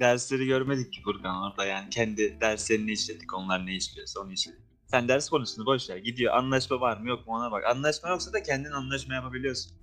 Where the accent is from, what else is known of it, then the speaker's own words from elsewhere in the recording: Tarsus, Mersin, Turkey; ben şimdi Tarsus'un bir köyünde Mersin'in Tarsus'un bir köyünde doğdum. Şimdi oradan lise lise hayatım. Orada zaten köyde ne yaşayabilirsin? Liseye geçtim. Lisede de merkeze gidip geliyordum Tarsus'un merkezine